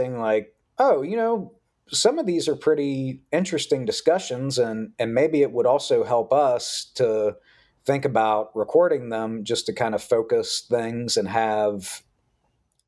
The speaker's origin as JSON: {"language": "English", "region": "West Virginia", "country": "United States", "tie": "born or raised there", "said": "I grew up in West Virginia"}